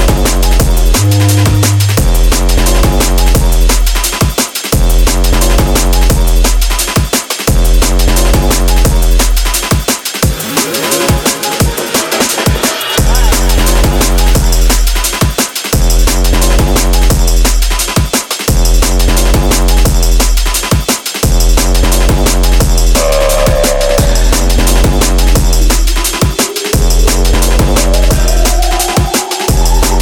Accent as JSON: {"language": "English", "town": "Toronto", "region": "Ontario", "country": "Canada", "said": "I'm from Toronto"}